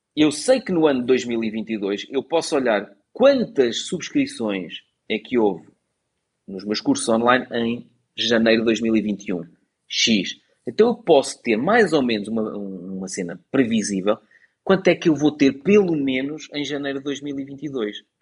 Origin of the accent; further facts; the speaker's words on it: Portugal; nasci em Portugal e vou ficar aqui pelo meu país